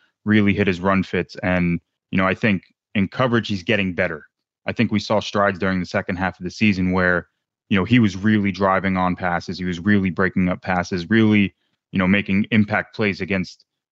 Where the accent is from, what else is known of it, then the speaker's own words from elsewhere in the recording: New York, United States; I was born in New York